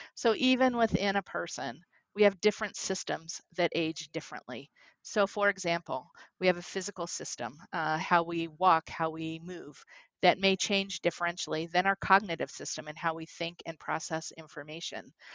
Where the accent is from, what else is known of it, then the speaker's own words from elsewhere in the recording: New York City, New York, United States; growing up in Brooklyn. And as a young girl, lived in Brooklyn